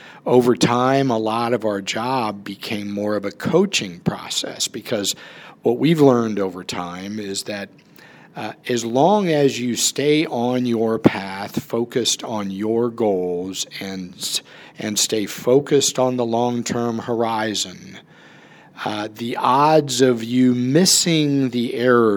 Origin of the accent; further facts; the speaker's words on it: Charleston, United States; moved away as an adult; also born or lived in Atlanta, Georgia; I grew up in Charleston